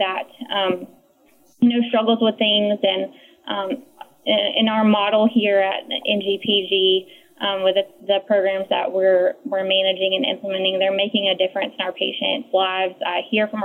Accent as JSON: {"language": "English", "region": "North Carolina", "country": "United States", "said": "I'm from North Carolina"}